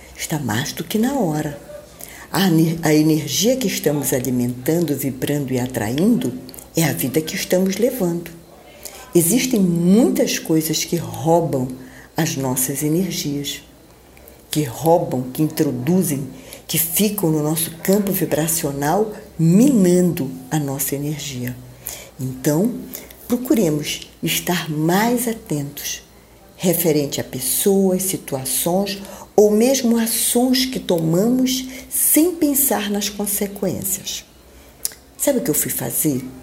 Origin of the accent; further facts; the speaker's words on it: Belém, Pará, Brazil; moved away; Eu estou em Belém do Pará, minha terra natal